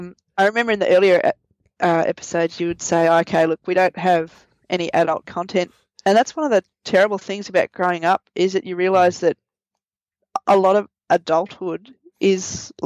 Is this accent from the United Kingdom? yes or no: no; Australia; moved away; growing up in Australia